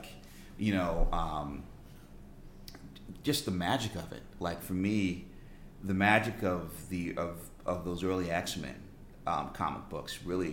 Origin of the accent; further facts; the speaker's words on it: Storrs, Connecticut, United States; moved away; I grew up in Storrs, Connecticut.